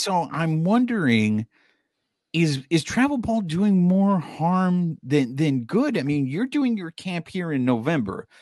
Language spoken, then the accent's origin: English; Orange County, California, United States; also born or lived in Koreatown, Los Angeles; I was raised in Orange County